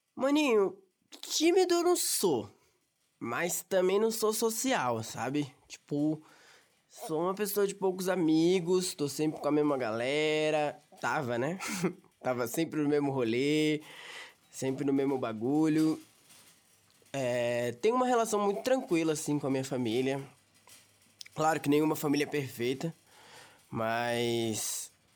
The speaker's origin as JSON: {"language": "Portuguese", "town": "São Bernardo do Campo", "region": "São Paulo", "country": "Brazil", "also_born_or_lived": "São Caetano do Sul", "said": "eu sou de São Bernardo do Campo, moro no Riacho, eu tenho 19 anos, eu moro aqui em São Bernardo faz uns 6 anos já. Eu morava na verdade em São Caetano"}